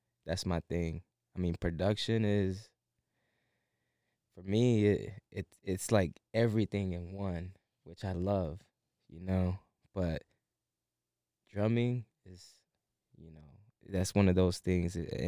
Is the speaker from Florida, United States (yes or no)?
no; Buffalo, New York, United States; Yeah, baby, 716.